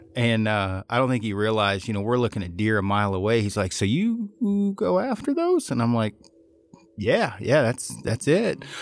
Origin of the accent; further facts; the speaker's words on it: Oregon, United States; I'm from Oregon.